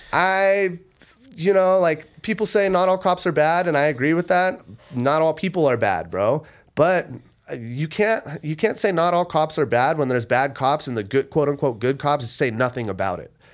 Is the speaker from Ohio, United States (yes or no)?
no; Las Vegas, Nevada, United States; I'm born and raised in Las Vegas